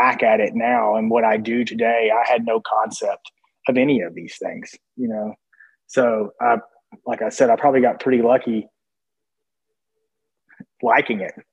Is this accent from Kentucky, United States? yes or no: yes; Williamsburg, Kentucky, United States; moved away; There's a small liberal arts school in Williamsburg, Kentucky called Cumberland College, or at least it was when I attended there